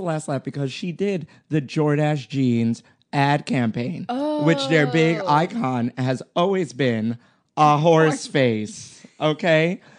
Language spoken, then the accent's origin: English; New York City, New York, United States; accent: Brooklyn; my Brooklyn accent comes out.